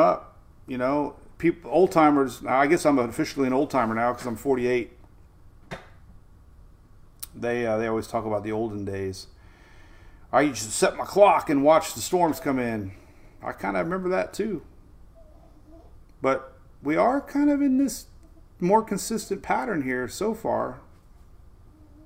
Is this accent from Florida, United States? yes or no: yes; Bradenton, Florida, United States; I was a kid growing up in Bradenton